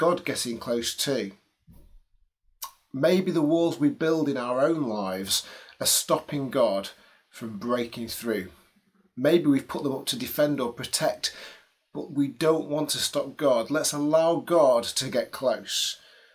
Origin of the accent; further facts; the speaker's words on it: England, United Kingdom; as an English person